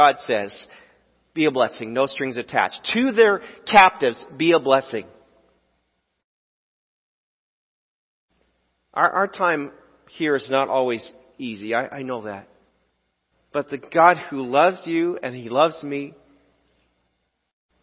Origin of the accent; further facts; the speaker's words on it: United States; as American Christians